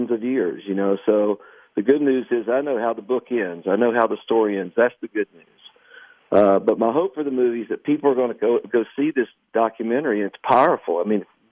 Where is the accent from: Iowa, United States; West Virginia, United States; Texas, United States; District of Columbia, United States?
West Virginia, United States; Canova; my hometown of Canova, West Virginia